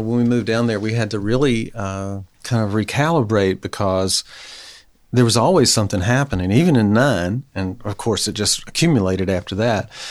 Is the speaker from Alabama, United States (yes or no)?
yes; Mobile, Alabama, United States; moved away as an adult; also born or lived in Gainesville, Florida; now in Knoxville, United States; I'm from Mobile, Alabama, Gulf oh. Coast.